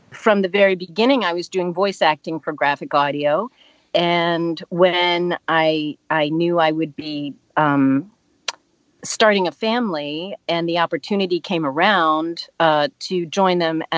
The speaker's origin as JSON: {"language": "English", "town": "Pittsburgh", "region": "Pennsylvania", "country": "United States", "tie": "born or raised there", "also_born_or_lived": "Washington, D.C. area", "moved": "as an adult", "said": "I grew up in Pittsburgh, and then I moved to the DC area"}